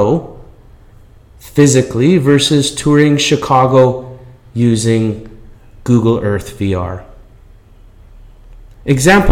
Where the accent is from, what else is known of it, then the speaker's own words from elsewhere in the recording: Canada; I'm Canadian